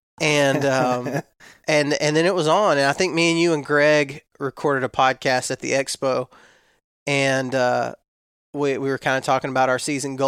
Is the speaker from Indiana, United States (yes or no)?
no; Texas, United States; So when I was raised in West Texas, we didn't have a large amount of deer in the town that I lived in.